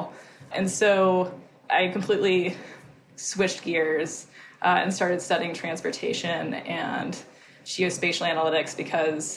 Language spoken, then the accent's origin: English; East Tennessee, United States; moved away; also born or lived in New Orleans; I'm from East Tennessee originally, so I'm from the South. And I grew up riding dirt bikes